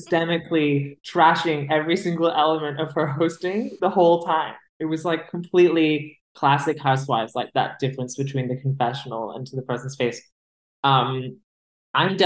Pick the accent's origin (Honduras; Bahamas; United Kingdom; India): United Kingdom; As a British person